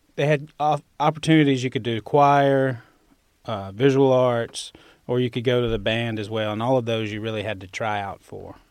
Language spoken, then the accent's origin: English; Winona, Mississippi, United States; accent: Southern; moved away as an adult; also born or lived in Oxford, Mississippi; I grew up in Winona, Mississippi